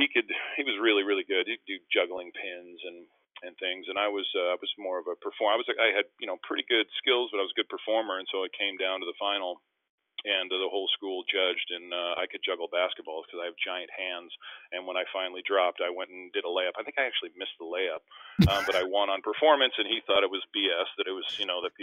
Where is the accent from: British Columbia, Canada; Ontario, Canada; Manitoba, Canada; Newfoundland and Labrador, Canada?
Manitoba, Canada; Winnipeg; moved away; in Winnipeg in my hometown